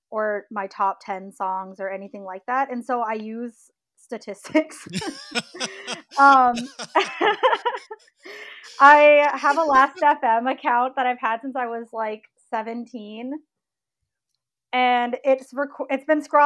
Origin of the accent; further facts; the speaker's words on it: Minneapolis, Minnesota, United States; also born or lived in St. Paul; I'm like born and raised in Minnesota.